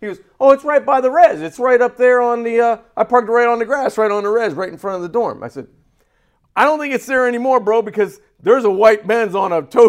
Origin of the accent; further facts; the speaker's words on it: Youngstown, Ohio, United States; born there; He's from Youngstown, the same town I was born in Ohio.